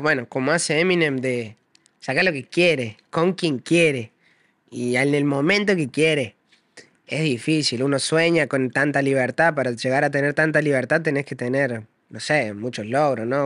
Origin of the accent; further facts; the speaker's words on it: Córdoba, Argentina; Córdoba es mi barrio, todo Córdoba es mi barrio.